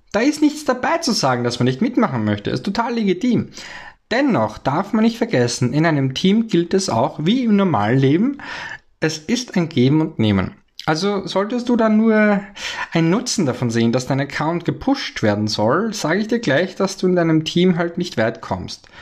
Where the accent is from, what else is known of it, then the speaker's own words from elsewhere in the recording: Austria; ich bin ja aus dem Ösiland, also aus Österreich